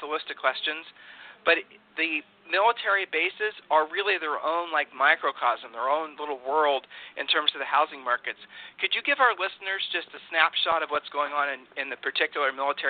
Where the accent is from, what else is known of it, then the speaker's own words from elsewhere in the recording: Ohio, United States; now in Texas, United States; I'm a transplant from Ohio to Texas.